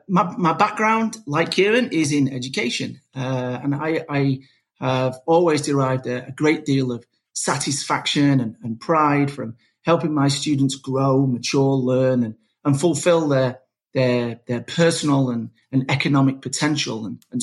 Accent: Manchester, North West England, United Kingdom; moved away as an adult; also born or lived in Manhattan, New York; now in Philadelphia, United States; I'm from Manchester originally

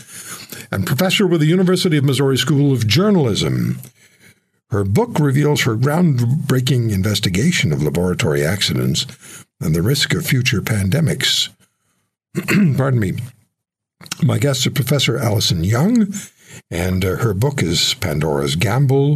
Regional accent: Canada; we're Canadian

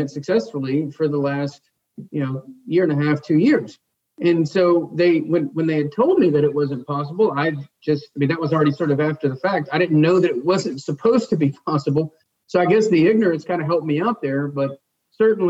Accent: United States; I was born in the United States, the land of opportunity

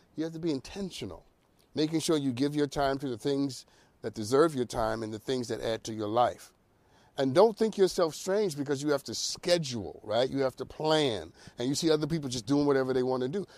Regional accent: New York City, New York, United States; I'm from the Bronx.

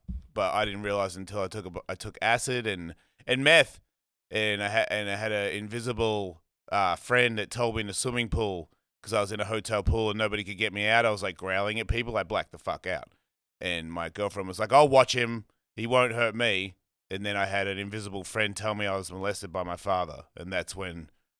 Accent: Melbourne, Victoria, Australia; Melbourne, Australia.

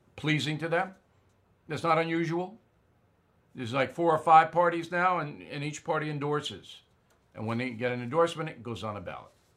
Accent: near Westbury, New York, United States; Westbury, New York, right near where I was raised

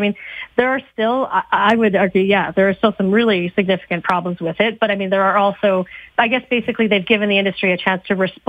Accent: Canada; I don't understand, especially as a Canadian, as you know.

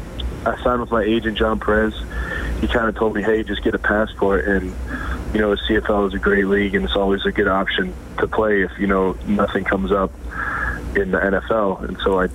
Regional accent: New Fairfield, Connecticut, United States; moved away as an adult; also born or lived in Cortland, New York; I grew up in New Fairfield, Connecticut in the United States

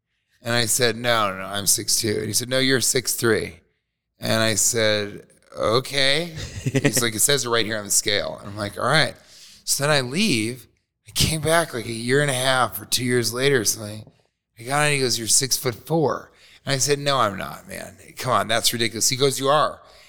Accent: Denver, Colorado, United States; I grew up in the inner city of Denver, right in Capitol Hill, like 11 blocks from the Capitol.

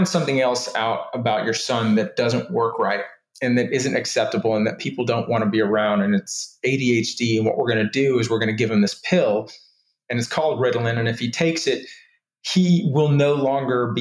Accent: Houston, Texas, United States; also born or lived in Austin, Texas / Georgia; we moved from Houston to Austin, start high school, not knowing anybody

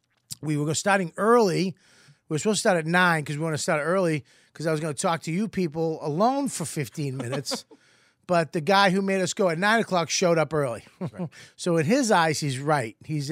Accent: Boston, Massachusetts, United States; I'm from Boston, dude. And I'm here to fucking... This is what I would have sounded like if I never, ever left Boston.

